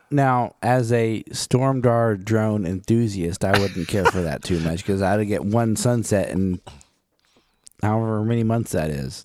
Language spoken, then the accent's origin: English; Oklahoma, United States; I'm from Oklahoma